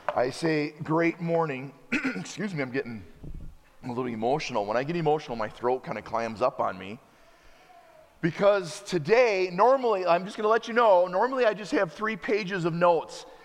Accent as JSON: {"language": "English", "country": "United States", "also_born_or_lived": "Wisconsin", "said": "As an American"}